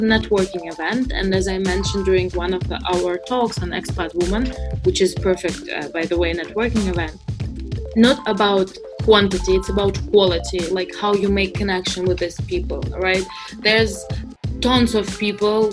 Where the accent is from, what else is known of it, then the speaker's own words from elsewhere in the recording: Moscow, Russia; moved away as an adult; also born or lived in San Francisco; now in United States; I'm originally from Moscow